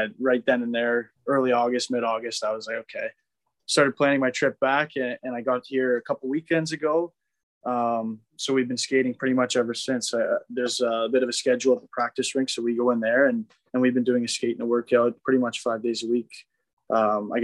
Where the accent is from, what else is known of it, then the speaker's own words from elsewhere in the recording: Waterloo, Ontario, Canada; moved away; I was back home in Canada. I'm from Waterloo, which is a little bit south of Toronto.